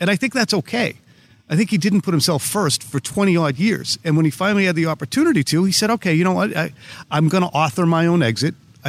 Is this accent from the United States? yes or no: yes; Boston, Massachusetts, United States; I grew up in the Boston area.